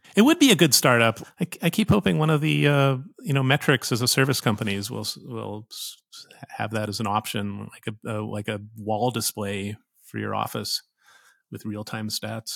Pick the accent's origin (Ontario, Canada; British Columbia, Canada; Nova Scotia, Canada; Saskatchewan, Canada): Saskatchewan, Canada; Saskatoon; moved away; I grew up in Saskatoon, Saskatchewan, north of North Dakota